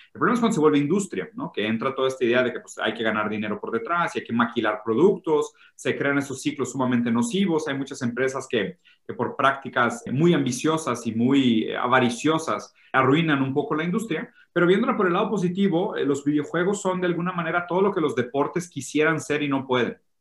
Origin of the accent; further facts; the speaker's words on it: Brazil; Spanish is a second language; now in Mexico; soy, medio malo con el español, soy brasileño